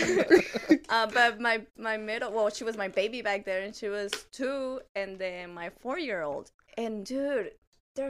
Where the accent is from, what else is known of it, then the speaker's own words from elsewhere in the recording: Dalton, Georgia, United States; also born or lived in Mazatlán, Sinaloa, Mexico / Texas; I was born in Mexico, but raised pretty much in Dalton